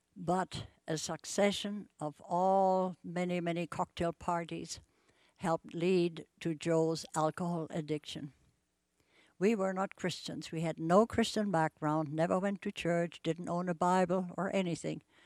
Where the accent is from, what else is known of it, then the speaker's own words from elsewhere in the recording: Bremen, Germany; moved away as an adult; now in Spokane, United States; I grew up in Bremen, Germany, and lived through World War Two